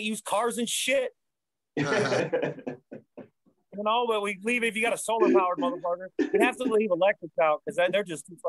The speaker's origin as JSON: {"language": "English", "region": "Arkansas", "country": "United States", "tie": "born or raised there", "said": "I was born in Arkansas, dirt poor"}